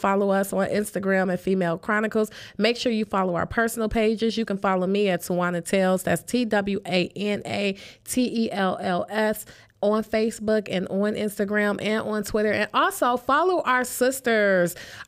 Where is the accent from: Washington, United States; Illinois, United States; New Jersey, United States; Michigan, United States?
Michigan, United States; Detroit; I'm from Detroit